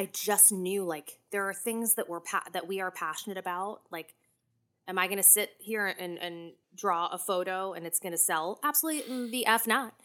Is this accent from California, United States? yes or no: no; Clinton, New Jersey, United States; I'm from Clinton, or as I like to say, Clinton